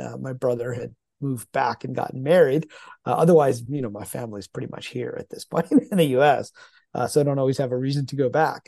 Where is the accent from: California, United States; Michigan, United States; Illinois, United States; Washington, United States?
Michigan, United States; accent: Michigan; moved away; also born or lived in Pakistan / Cambridge, Massachusetts; I was born in Pakistan, um, which is ninety, ninety-some percent, uh, Muslim, uh, so was brought up in an Islamic household, uh, although I grew up primarily in the U S, uh, in the Midwest, in Michigan.